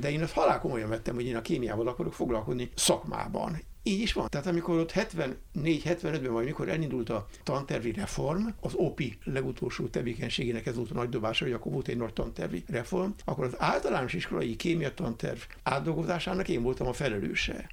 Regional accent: Budapest, Hungary; én Budán egy olyan kertes házban nőttem föl, a kis Svábhegyen

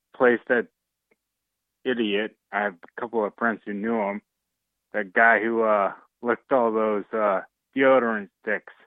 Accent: Warrington, Missouri, United States; I'm from Warrington, Missouri

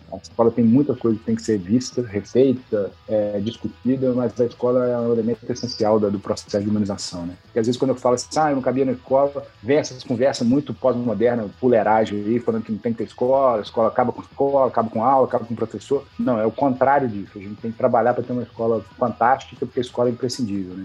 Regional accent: Juiz de Fora, Minas Gerais, Brazil; eu sou mineiro de, de Juiz de Fora

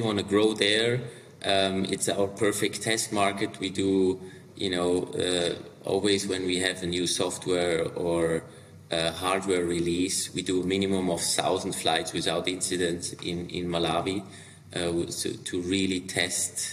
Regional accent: Liechtenstein; now in Switzerland; I'm from originally, I grew up in Liechtenstein, but then also in Switzerland

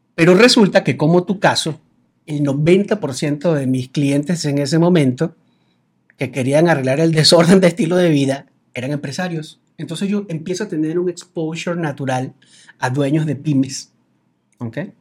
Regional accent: Venezuela; now in Mexico; me dices Colombia, Cuba, Venezuela, Venezuela, exactamente

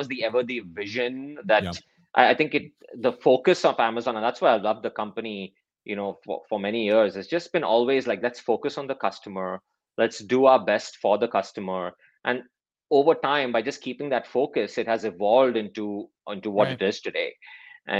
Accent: Mumbai, Maharashtra, India; moved away as an adult; also born or lived in Clemson, United States / Chicago, United States; I grew up in Mumbai, India

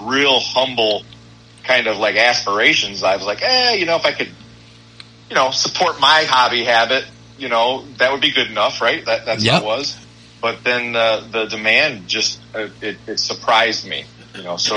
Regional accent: Toledo, Ohio, United States; I am in northwest Ohio. Toledo is my hometown, and I'm just outside of that a few minutes

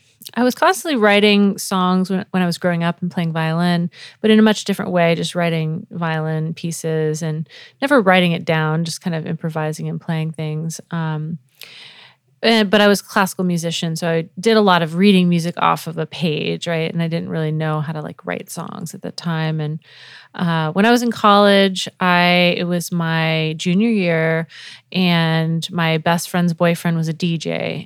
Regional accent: New England, United States; also born or lived in Florida; So I was born in Florida, but I was a Navy brat, so I moved all around the U.S., but mostly grew up in New England, so Connecticut and Rhode Island, and moved back to Florida, went to college there

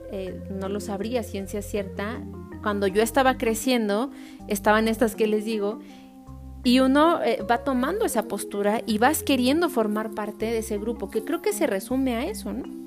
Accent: Mexico; me identifico como mexicana

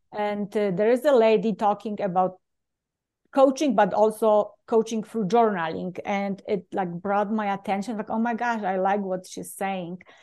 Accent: Poland; English is a second language; moved away as an adult; now in United States; I usually introduce myself Polish-born

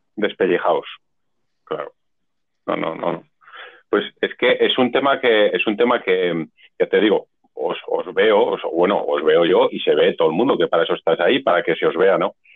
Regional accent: Zaragoza, Aragon, Spain; somos de Zaragoza

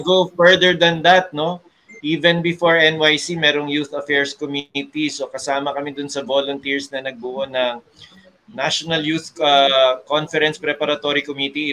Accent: Manila, Metro Manila, Philippines; I'm from Manila

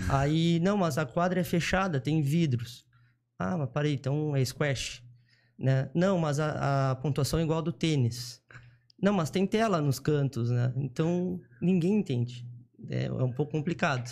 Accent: Jaguarão, Rio Grande do Sul, Brazil; eu nasci em Jaguarão, tá? é uma cidade do Rio Grande do Sul, é, fronteira com o Uruguai

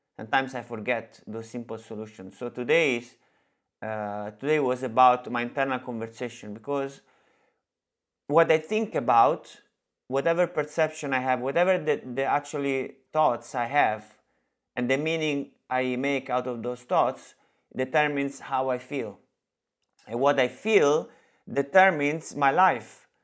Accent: Italy; English is a second language; moved away; I'm from Italy

